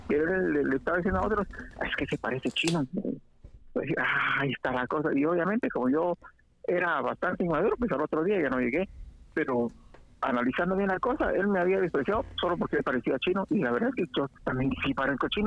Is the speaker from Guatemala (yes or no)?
yes; Sera, Guatemala; now in Guatemala City, Guatemala; yo, yo nací en Sera y crecí en Sera casi toda, hasta los 20 años.